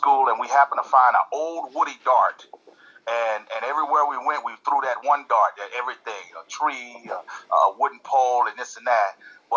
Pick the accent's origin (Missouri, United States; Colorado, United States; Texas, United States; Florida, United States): Texas, United States; also born or lived in California; I was born and grew up a little bit in California. But then my mom, we moved back to Texas. And I grew up there in Texas. So, yeah, basically majority of Texas